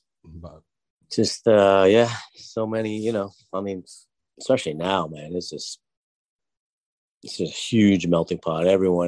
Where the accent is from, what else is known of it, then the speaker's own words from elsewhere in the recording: Boston, Massachusetts, United States; I grew up in Boston.